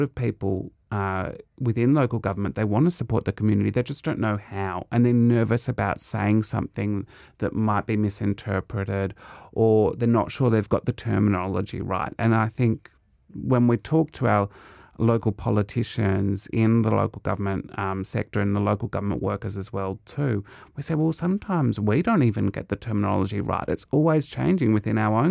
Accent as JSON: {"language": "English", "town": "Melbourne", "region": "Victoria", "country": "Australia", "tie": "born or raised there", "lives_now": "Ballarat, Australia", "said": "growing up in Melbourne"}